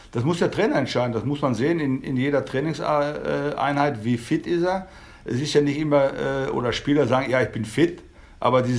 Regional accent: Dortmund, North Rhine-Westphalia, Germany; also da, wo ich groß geworden bin in Dortmund, da gab es keinen Rosenmontagzug in dem Sinne

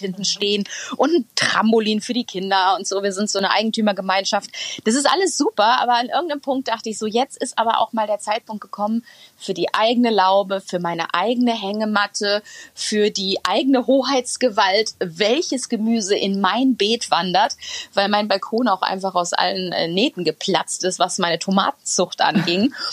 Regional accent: Ahlen, North Rhine-Westphalia, Germany; now in Hamburg, Germany; meiner Heimatstadt Aalen, eine alte, äh, also eine kleine Stadt im Münsterland, die ähm, aber ehemals eine Zechenstadt war.

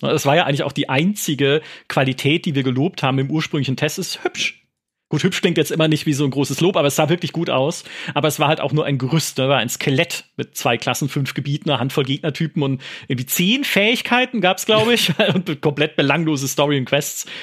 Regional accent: Karlsruhe, Baden-Württemberg, Germany; kann ich irgendwie Karlsruhe sehen, meine Heimatstadt

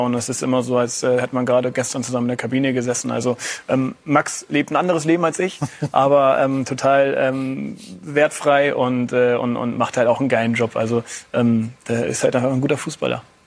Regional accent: Hamburg, Germany; moved away; also born or lived in Bremen; beim HSV, das ist meine Geburtsstadt. Das ist der Verein, mit dem ich mich eigentlich von klein auf äh, identifiziert habe

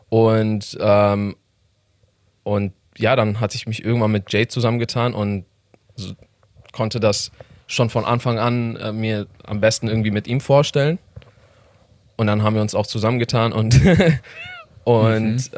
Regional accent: Iran; German is a second language; now in Germany

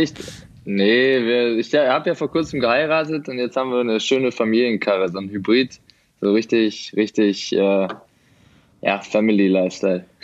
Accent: Essen, North Rhine-Westphalia, Germany; now in Dortmund, Germany; Nee, ich bin tatsächlich Essener. Ich äh, komme aus Essen, aber wir wohnen seit Januar jetzt in Dortmund

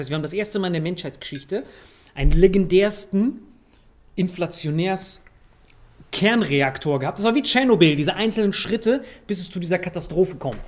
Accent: Morocco; now in Germany; aus meinem Heimatland

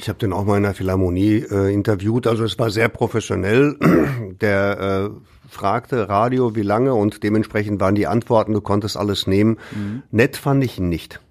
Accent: Ruhr area, North Rhine-Westphalia, Germany; hier bei uns im Ruhrgebiet

